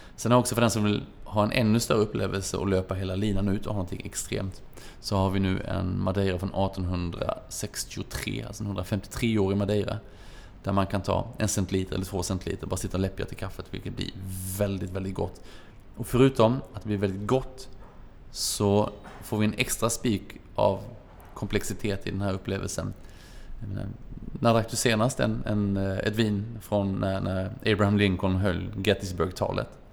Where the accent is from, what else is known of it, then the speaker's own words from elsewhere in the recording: Småland, Sweden; som den smålänning man är